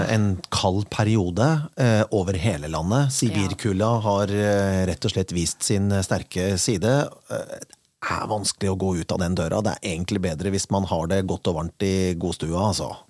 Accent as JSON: {"language": "Norwegian", "town": "Kongsberg", "region": "Buskerud", "country": "Norway", "tie": "born or raised there", "moved": "yes", "lives_now": "Vestlandet, Norway", "said": "min hjemby Kongsberg"}